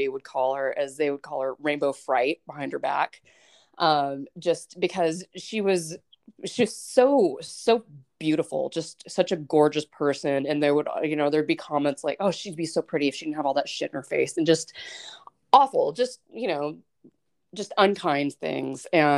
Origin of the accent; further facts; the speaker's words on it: Douglas, Wyoming, United States; I grew up in Douglas, and I was part of the punk rock scene in central Wyoming and eastern Wyoming.